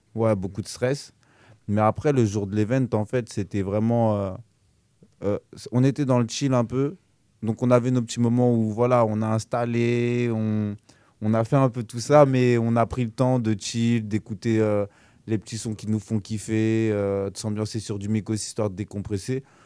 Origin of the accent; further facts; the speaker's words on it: Évry, Île-de-France, France; moved away; de base, je suis originaire d'Evry, 91, et puis je me suis retrouvé dans la région